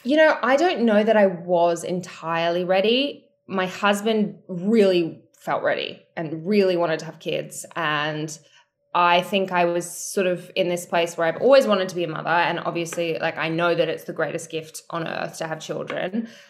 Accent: Australia; I'm from Australia

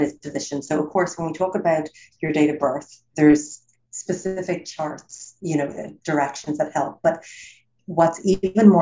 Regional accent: Ireland; moved away as an adult; also born or lived in United States / Los Angeles; I'm born and raised in Ireland, live in America for 20 years, but I'm back in Ireland now 5 years.

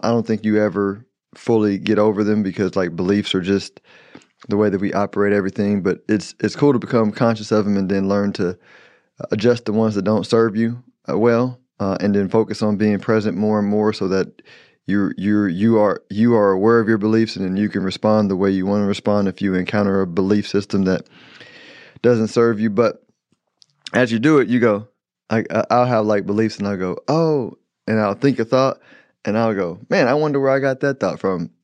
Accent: Houston, Texas, United States; I'm from Houston

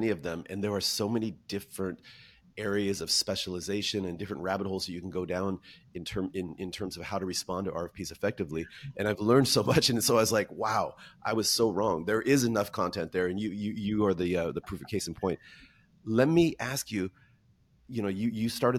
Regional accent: Washington, United States; moved away; also born or lived in Zagreb, Croatia; I'm from Washington State

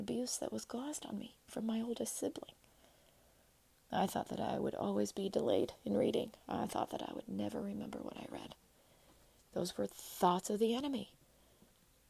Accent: United States; I'm an American citizen

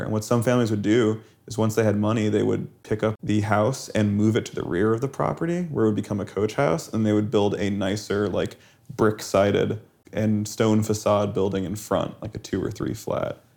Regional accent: Las Vegas, Nevada, United States; I had some kinda sketchy friends when I grew up in Las Vegas

